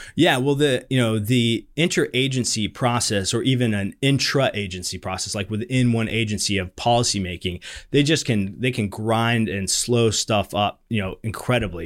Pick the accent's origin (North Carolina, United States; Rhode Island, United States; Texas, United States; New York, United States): North Carolina, United States; moved away as an adult; also born or lived in Georgia; now in Washington, D.C., United States; I'm from North Carolina originally